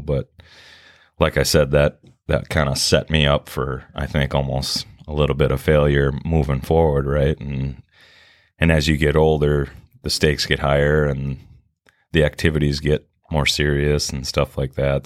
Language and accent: English; Minneapolis, Minnesota, United States; I grew up in, uh, Minneapolis, yeah, in South Minneapolis